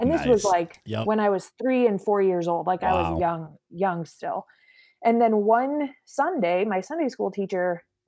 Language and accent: English; Arizona, United States; born there; So I was born in Arizona.